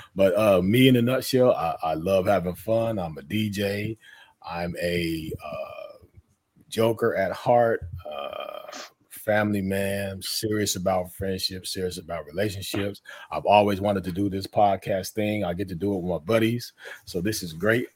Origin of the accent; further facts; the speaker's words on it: Denver, Colorado, United States; I'm from Denver, Colorado